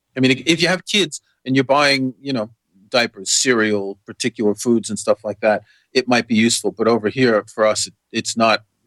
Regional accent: New York City, New York, United States; moved away as an adult; also born or lived in France / Norway; I grew up in New York City

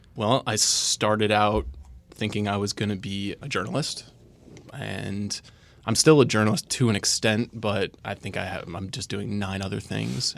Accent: Long Island, New York, United States; I'm from Long Island

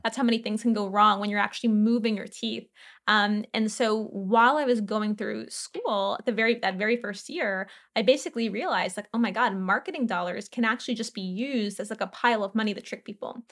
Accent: New Orleans, Louisiana, United States; I grew up in New Orleans

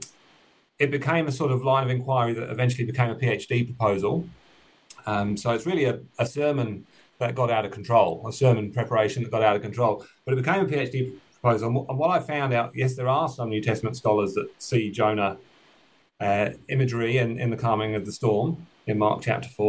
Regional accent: United Kingdom; now in New Zealand; you might have picked up from the accent that I'm originally from the United Kingdom, but I'm now living and working in Aotearoa, New Zealand.

